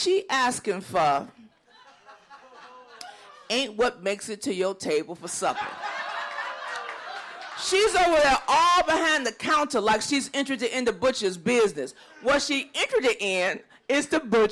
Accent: Chicago, Illinois, United States; moved away; I'm originally from Chicago

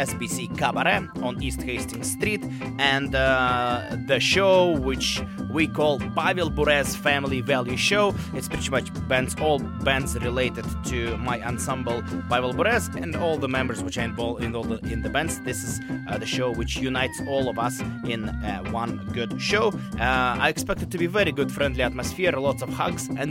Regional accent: Novosibirsk, Novosibirsk Oblast, Russia; now in Vancouver, Canada; I was born in Russia, and Novosibirsk, where I'm from, is obviously my home as well, but Vancouver is home as well

